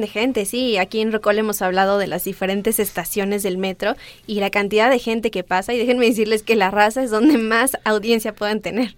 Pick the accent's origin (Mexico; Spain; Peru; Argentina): Mexico; somos mexicanos